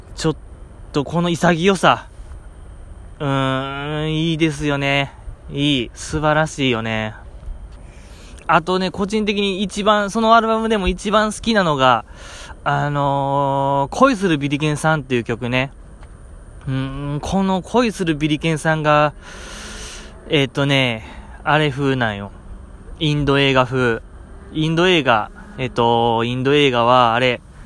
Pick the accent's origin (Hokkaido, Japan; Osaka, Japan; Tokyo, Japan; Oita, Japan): Osaka, Japan; 大阪在 住、うん、大阪生まれ、大阪育ち